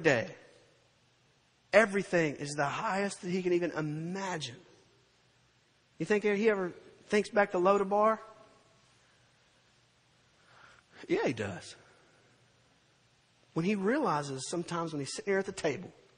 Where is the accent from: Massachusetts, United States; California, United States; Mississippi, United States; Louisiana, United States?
Mississippi, United States; Purvis; moved away as an adult; now in Gulfport, United States; I graduated high school from Purvis, Mississippi